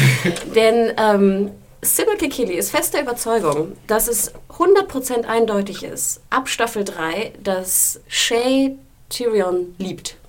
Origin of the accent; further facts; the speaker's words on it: Hamburg, Germany; moved away; Ich war in meiner Heimatstadt Hamburg